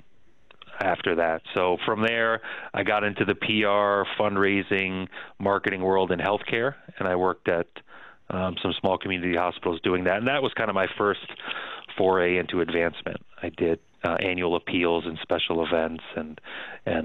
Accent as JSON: {"language": "English", "town": "Pleasantville", "region": "New York", "country": "United States", "tie": "born or raised there", "also_born_or_lived": "Sao Paulo, Brazil / Mexico City, Mexico", "said": "grew up outside New York City in Pleasantville, New York, Westchester County. My dad worked in Manhattan, and you know, spent all of my childhood and high school days there."}